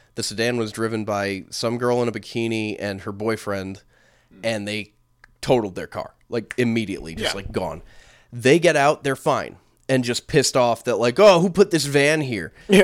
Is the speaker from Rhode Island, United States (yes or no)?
yes; Rhode Island, United States; we're from Rhode Island.